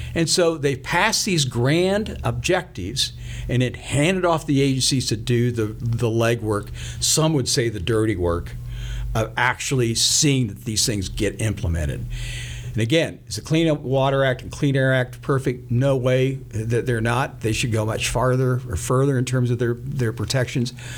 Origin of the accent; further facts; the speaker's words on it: Sherman County, Kansas, United States; I grew up in Sherman County, Kansas, a county out in the northwest part of the state, right up against the Colorado border